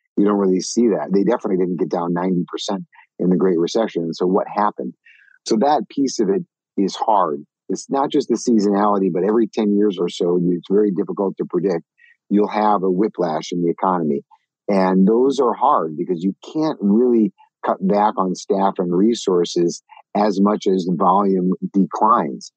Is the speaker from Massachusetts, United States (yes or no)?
no; Minnesota, United States; moved away; I grew up in Minnesota